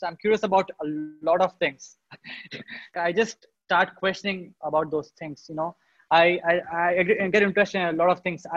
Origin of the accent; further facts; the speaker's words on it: India; So in India, I was born and brought up in a town. It is a small town